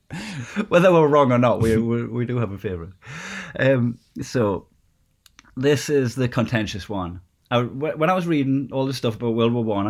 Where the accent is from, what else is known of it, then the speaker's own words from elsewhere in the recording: Newcastle upon Tyne, North East England, United Kingdom; my hometown, it would, like in Newcastle